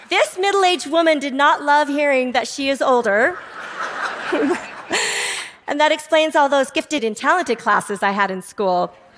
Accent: Salt Lake City, Utah, United States; also born or lived in South Korea; was three years old, I was transracially adopted from South Korea by a white family in Salt Lake City, Utah. I arrived in America

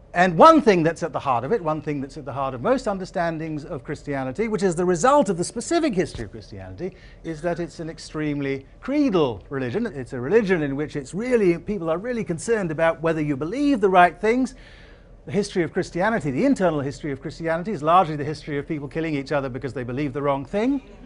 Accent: Asante, Ashanti, Ghana; coming into the country that I grew up in, Ghana, the society that I grew, grew up in, Asante

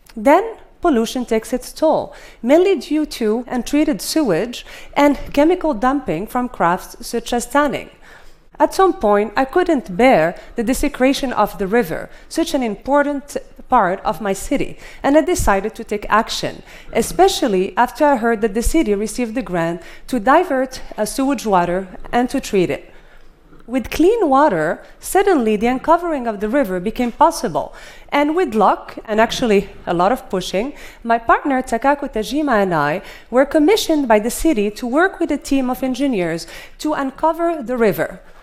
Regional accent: Fez, Fès-Meknès, Morocco; My hometown of Fez, Morocco

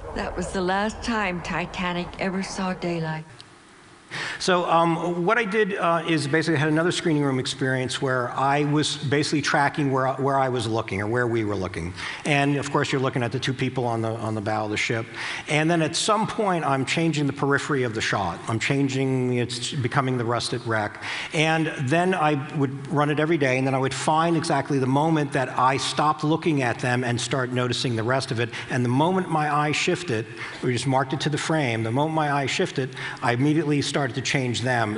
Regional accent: New Jersey, United States; I'm from New Jersey

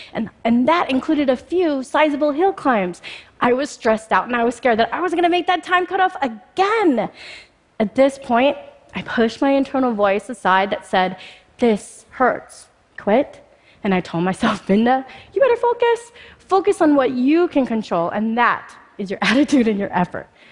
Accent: Spokane, Washington, United States; also born or lived in Mumbai, India; I was born in Bombay, India, and just before my first birthday, I contracted polio, which left me paralyzed from the hips down. Unable to care for me, my birth mother left me at an orphanage. Fortunately, I was adopted by an American family and I moved to Spokane, Washington, just shortly after my third birthday

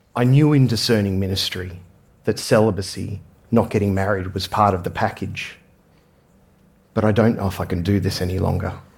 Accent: Australia; I grew up in Australia

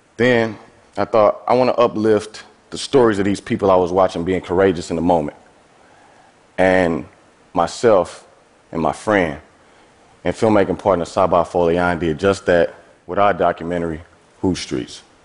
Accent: East St. Louis, Illinois, United States; I'm from East St. Louis, Illinois. That's a small city across the Mississippi River from St. Louis, Missouri. I have lived in and around St. Louis my entire life.

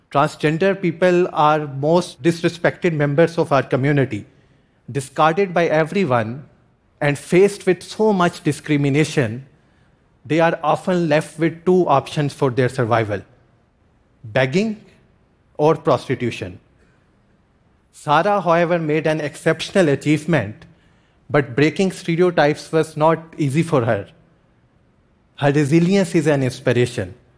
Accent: Pakistan; I am from Pakistan and I make films

